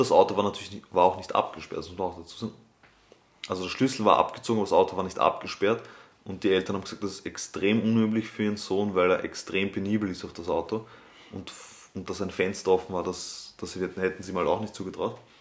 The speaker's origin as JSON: {"language": "German", "country": "Austria", "said": "bei uns in Österreich"}